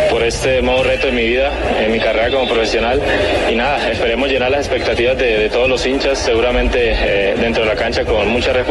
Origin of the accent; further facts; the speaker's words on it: Colombia; moved away as an adult; por estar nuevamente en mi país